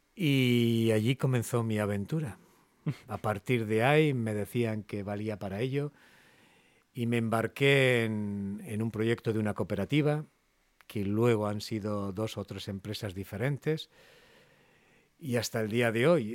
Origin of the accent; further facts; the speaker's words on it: Castro Urdiales, Cantabria, Spain; Yo soy de Castro, de Castro Urdiales